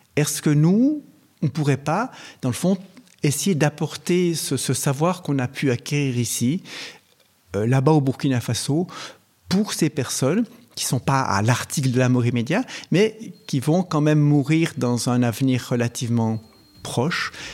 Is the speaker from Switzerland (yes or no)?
yes; Switzerland; chez nous en Suisse